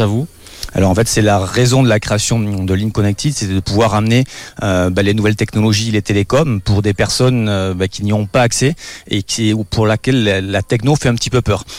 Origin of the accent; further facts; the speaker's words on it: Pyrenees, France; je suis né dans les Pyrénées, dans une famille de bargers